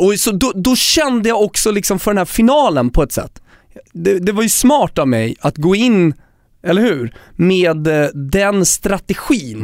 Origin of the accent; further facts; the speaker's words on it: Sweden; jag är svensk